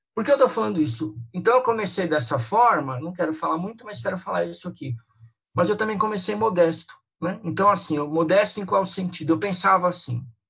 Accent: São Paulo, Brazil; eu sou aqui de São Paulo

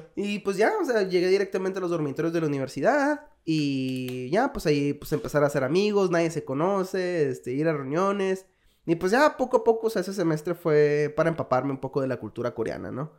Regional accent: Hermosillo, Sonora, Mexico; moved away as an adult; also born or lived in Guadalajara, Mexico; now in South Korea; Soy de Hermosillo, Sonora

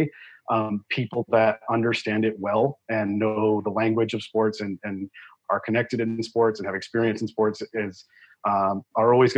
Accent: Rhode Island, United States; moved away as an adult; also born or lived in Washington, D.C.; now in San Diego, United States; I'm from Rhode Island originally

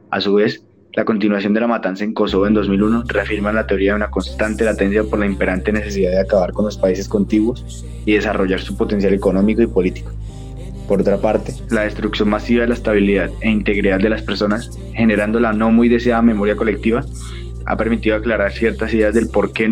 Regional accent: Russia; Spanish is a second language; now in Croatia; Aunque soy originario de Rusia, he vivido 25 años aquí en Croacia.

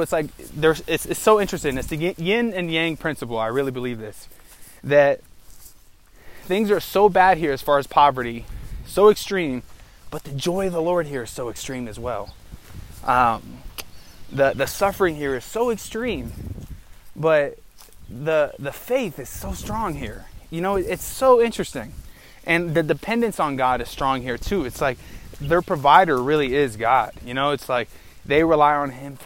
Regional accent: United States; as an American

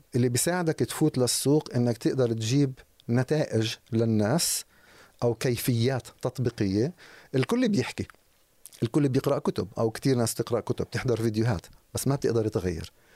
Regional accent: Jerusalem, West Bank, Palestine; اشتغلت مع ناس بمناصب عاليه عندنا في القدس في الضفه

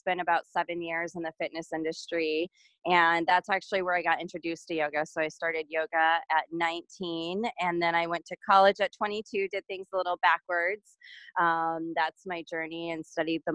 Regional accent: San Diego, California, United States; I grew up in San Diego, California

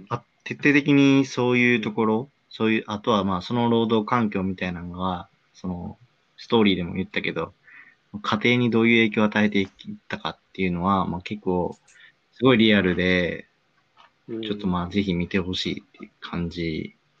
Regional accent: Osaka, Japan; 地元の大阪の結構近くのコンビニで

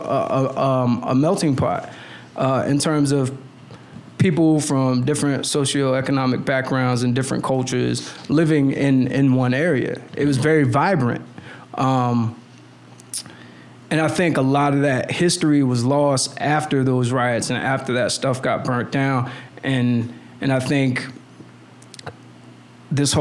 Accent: Miami, Florida, United States; moved away as an adult; also born or lived in Philippines; now in Washington, D.C., United States; So I used to come up here quite a bit as a kid. But I grew up in Miami

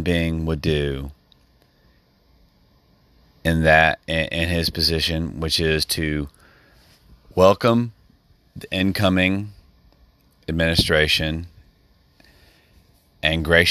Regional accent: United States; as an American citizen

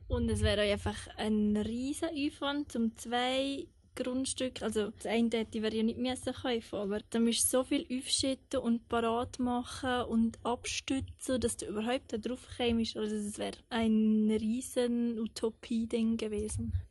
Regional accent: Eastern Switzerland, Switzerland; moved away; also born or lived in Thun / Langenthal; ich bin in der Ostschweiz aufgewachsen

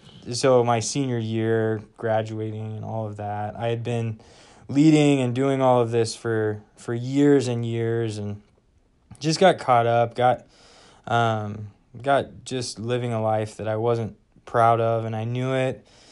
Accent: Wichita, Kansas, United States; moved away as an adult; I am from Wichita, Kansas, and grew up there, was there for 18 years.

